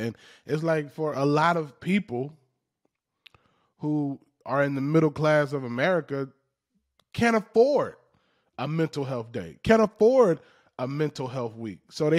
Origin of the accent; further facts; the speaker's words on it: the South, United States; Those are the most relatable people to me because of how I grew up in the South. I grew up basically a black redneck.